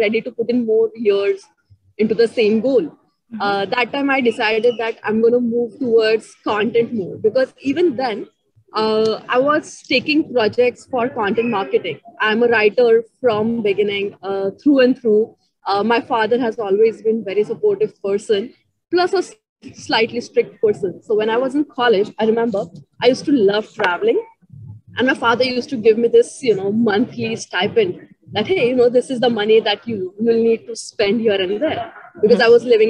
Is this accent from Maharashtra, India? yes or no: yes; Ahmednagar, Maharashtra, India; also born or lived in Pune; I'm from Ahmednagar, which is like 3 hours away from Pune. So I've studied till 10th. I was in Marathi medium schools.